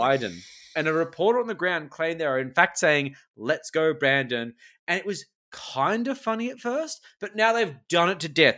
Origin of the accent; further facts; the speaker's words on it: Australia; as an Australian